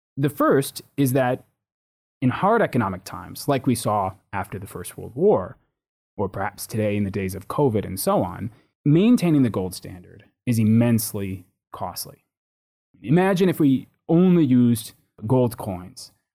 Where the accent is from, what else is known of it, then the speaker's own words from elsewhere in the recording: United States; moved away as an adult; now in United Kingdom; having grown up in the U.S.